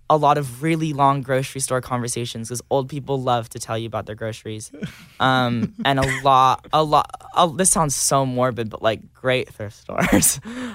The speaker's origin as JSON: {"language": "English", "town": "Georgetown", "region": "Texas", "country": "United States", "tie": "born or raised there", "said": "So I grew up in Texas. There's just like nothing out there. I grew up in a town called Georgetown, which is an hour away from Austin."}